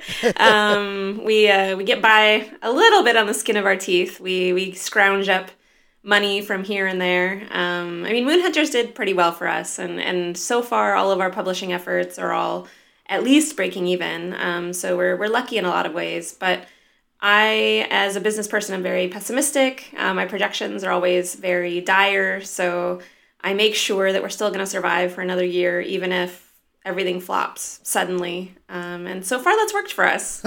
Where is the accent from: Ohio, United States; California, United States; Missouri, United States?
California, United States; near Joshua Tree National Park, Southern; also born or lived in Los Angeles / Norway; I was born in L A, and grew up in a tiny little town near Joshua Tree National Park